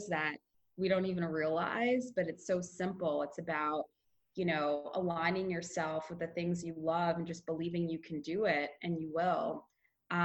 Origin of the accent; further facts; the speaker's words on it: New York, United States; I'm from New York and I've been out in Santa Monica for a little over a month now